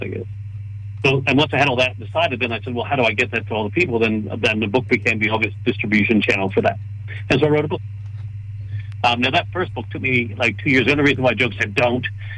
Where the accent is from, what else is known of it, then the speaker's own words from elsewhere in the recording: Canada; I'm Canadian. We say sorry